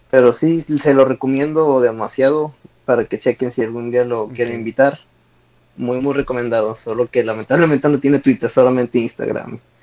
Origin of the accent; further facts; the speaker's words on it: Zacatecas, Mexico; now in United States; yo nací en Estados Unidos, pero ya crecí toda mi vida